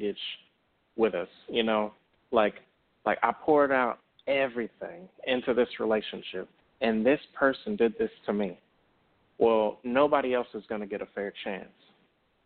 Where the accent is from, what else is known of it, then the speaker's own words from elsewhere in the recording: Dallas, Texas, United States; accent: country drawl; I'm from Texas. You know, I'm from Dallas, so I got that country draw